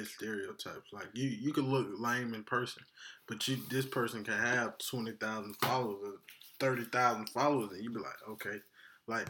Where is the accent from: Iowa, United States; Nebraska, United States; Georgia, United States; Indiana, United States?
Georgia, United States; Atlanta; I'm from Atlanta, Georgia, man. Born and raised here.